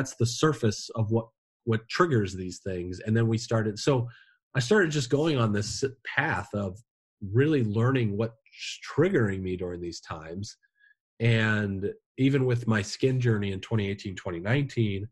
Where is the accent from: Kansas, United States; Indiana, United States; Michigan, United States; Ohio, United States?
Indiana, United States; now in New England, United States; I'm from Indiana, you know, the Midwest. We bury our problems